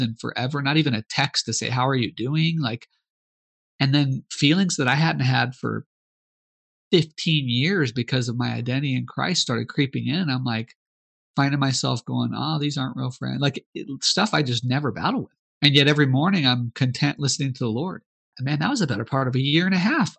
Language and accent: English; Arizona, United States; moved away as an adult; now in Mozambique; we're from Arizona, a lot of our friends are are Hispanic